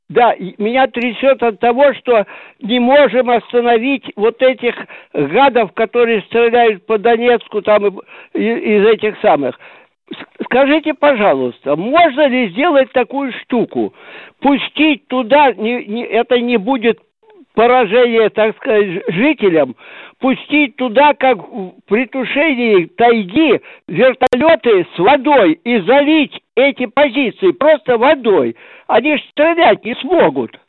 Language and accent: Russian; Kramatorsk, Donetsk Oblast, Ukraine; also born or lived in Druzhkivka; Я родом частично из Краматорска и из Дружковки. Так что вы вроде бы земляки.